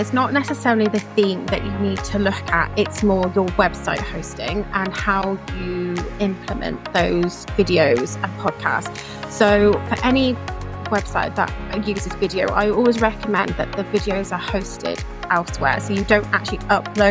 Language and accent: English; Chippenham, South West England, United Kingdom; moved away as an adult; also born or lived in Cardiff; now in Barry, United Kingdom; Originally, I'm from England, in Chippenham, just outside of Bath in Wiltshire, and I moved to Cardiff for university